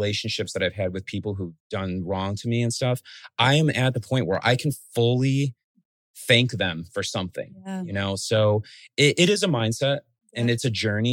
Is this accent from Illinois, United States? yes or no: yes; Chicago, Illinois, United States; also born or lived in Guatemala / Los Angeles; I love being from Chicago. Being a first generation American, growing up in a very immigrant rich city like Chicago